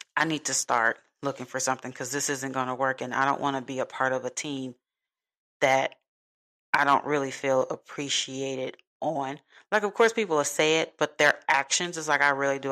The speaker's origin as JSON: {"language": "English", "town": "Chicago", "region": "Illinois", "country": "United States", "moved": "yes", "said": "I'm from Chicago"}